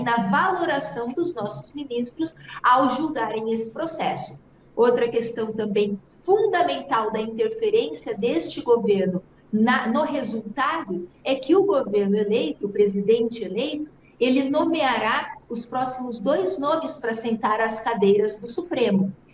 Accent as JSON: {"language": "Portuguese", "region": "Mato Grosso do Sul", "country": "Brazil", "said": "Eu sou produtora rural, eu sou aqui do Mato Grosso do Sul"}